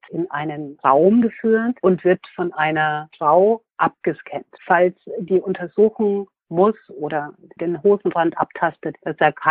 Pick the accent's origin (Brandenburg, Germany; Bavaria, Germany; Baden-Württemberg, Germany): Bavaria, Germany; Würzburg; now in Munich, Germany; Heimatgefühle habe ich ehrlich gesagt in drei Städten. Das ist einmal München, wo ich lebe, Würzburg, wo ich herkomme, sehr lange gelebt habe und Berlin, wo meine Tochter lebt.